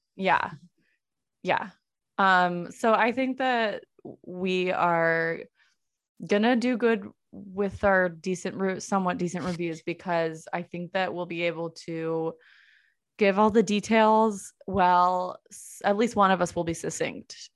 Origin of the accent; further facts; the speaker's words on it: El Cerrito, California, United States; now in Portland, United States; I am from, uh, The San Francisco Bay Area, small town called El Cerrito